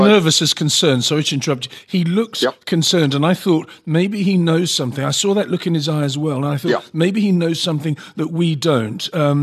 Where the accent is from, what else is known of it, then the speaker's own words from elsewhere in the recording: United Kingdom; I am British after all, and he is my Prime Minister